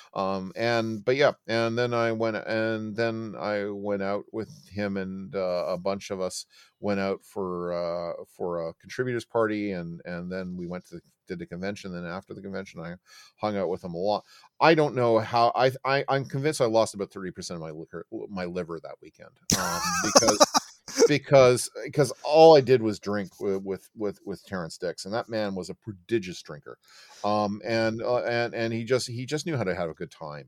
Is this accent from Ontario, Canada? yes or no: yes; Oakville, Ontario, Canada; I grew up in Oakville, Ontario